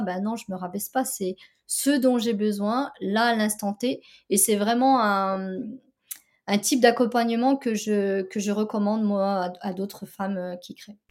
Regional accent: France; j'ai grandi en France

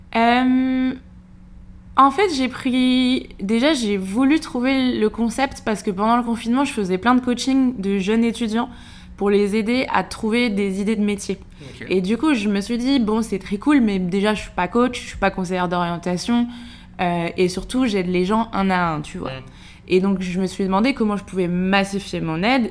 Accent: Segré, Pays de la Loire, France; moved away as an adult; now in Paris, France; Je suis originaire de Segré, une petite ville dans le Maine-et-Loire où j'ai grandi jusqu'à mes 18 ans.

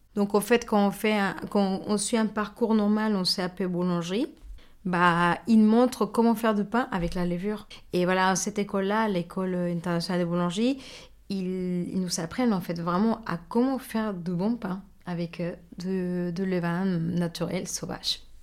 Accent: Mexico; French is a second language; moved away as an adult; now in France; je suis mexicaine et bah, j'ai grandi une grosse partie de ma vie au Mexique

